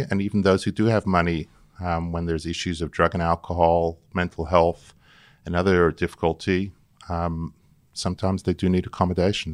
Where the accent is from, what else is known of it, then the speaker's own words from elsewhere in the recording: New York City, New York, United States; moved away as an adult; now in Sydney, Australia; I was born in Brooklyn, in New York, and I came out here as a student